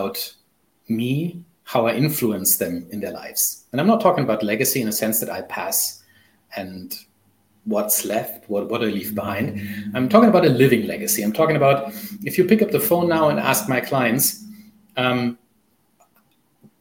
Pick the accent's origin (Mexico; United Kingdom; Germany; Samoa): Germany; first language German; English is a second language; also born or lived in Canada; I don't know what it is in my mother tongue, so I'm German